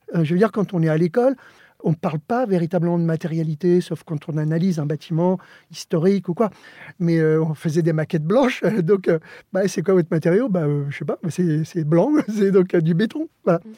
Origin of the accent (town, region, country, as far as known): Joinville-le-Pont, Île-de-France, France; born or raised there; first language Spanish; French is a second language; also born or lived in Alicante, Spain